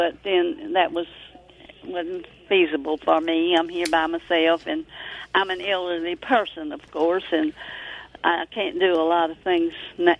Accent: Brookhaven, Mississippi, United States; I'm from Brookhaven.

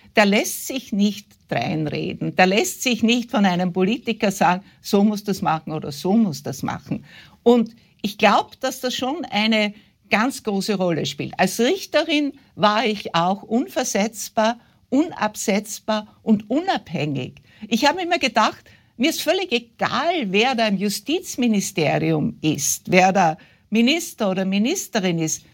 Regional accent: West Styria, Austria; ich bin in der Weststeiermark aufgewachsen, wie Sie gesagt haben, auf einem Bauernhof.

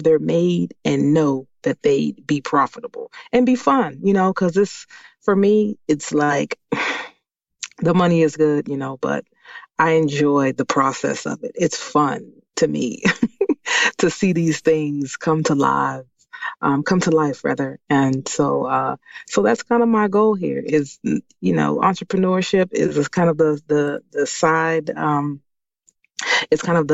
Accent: Washington, District of Columbia, United States; born or raised there; moved away as an adult; now in Maryland, United States

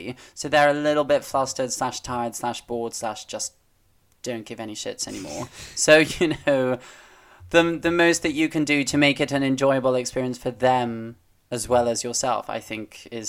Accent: United Kingdom; But we're so British in our, like, oh no, don't want to offend.

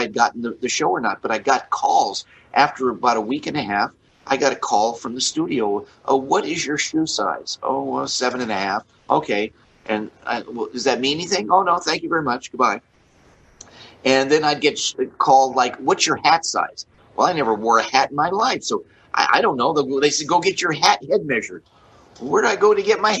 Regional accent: Beverly Hills, California, United States; I grew up in Beverly Hills, California

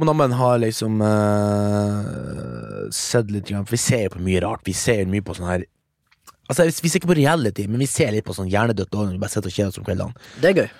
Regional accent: Mo i Rana, Nordland, Norway; now in Oslo, Norway; jeg er fra Mo i Rana, 39 år. Jobb som frilans filmarbeider i Oslo

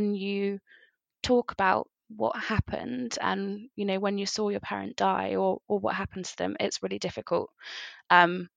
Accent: Somerset, South West England, United Kingdom; now in Bristol, United Kingdom; I'm from Somerset. I currently live in Bristol.

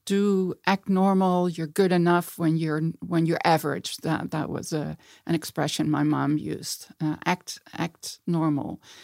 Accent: Eindhoven, North Brabant, Netherlands; moved away as an adult; also born or lived in Amsterdam; I was born in Amsterdam. I grew up in a place, Eindhoven, where my dad worked for Philips.

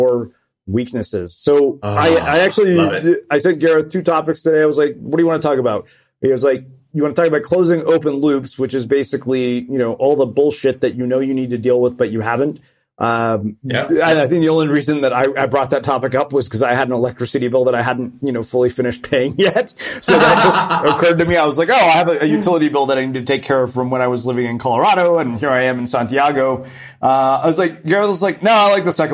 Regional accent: Edmonton, Alberta, Canada; moved away; I grew up in Edmonton in the 80s

